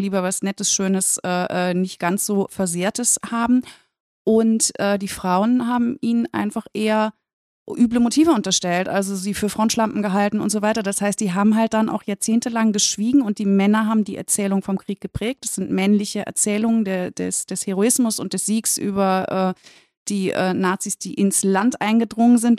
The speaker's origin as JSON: {"language": "German", "region": "West Germany", "country": "Germany", "said": "aus meiner Warte als Westdeutsche"}